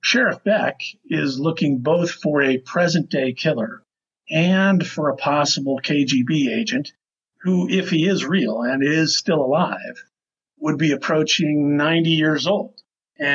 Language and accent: English; Las Vegas, Nevada, United States; I grew up in Las Vegas for the most part